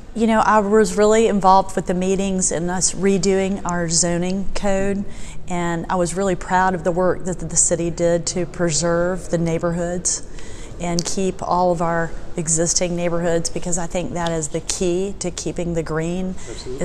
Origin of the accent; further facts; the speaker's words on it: Sandy Springs, Georgia, United States; my best friend growing up in Sandy Springs was Nancy Castle